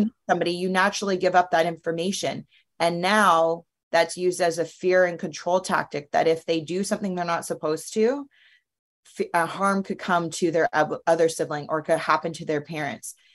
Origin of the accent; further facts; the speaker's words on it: Canada; moved away; also born or lived in United States; being in Canada as a Canadian, but living in the United States